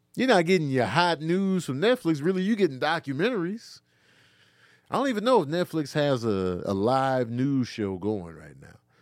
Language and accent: English; Chicago, Illinois, United States; also born or lived in Grand Rapids, Michigan; I was born in Grand Rapids, Michigan, but raised in Chicago